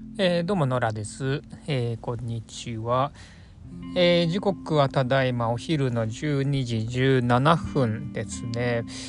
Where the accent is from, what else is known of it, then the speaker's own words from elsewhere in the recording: Chiba, Japan; moved away; 千葉のですね僕の実家